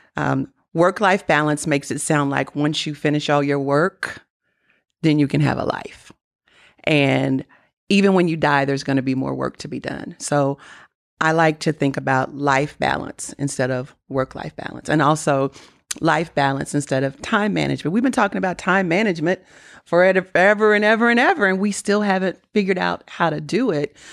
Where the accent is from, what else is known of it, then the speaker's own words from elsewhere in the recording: Kentucky, United States; I'm from Kentucky